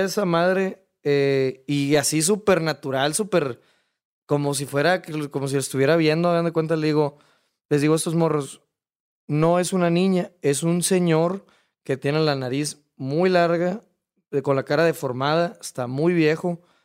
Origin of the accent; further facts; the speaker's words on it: Hermosillo, Sonora, Mexico; yo soy de Hermosillo